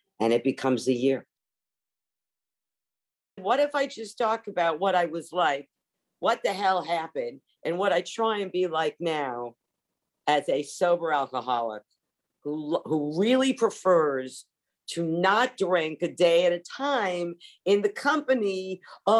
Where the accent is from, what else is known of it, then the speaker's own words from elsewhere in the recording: Long Island, New York, United States; moved away as an adult; also born or lived in Montreal, Canada / Los Angeles / Paris, France / south of France; I was raised on Long Island, New York.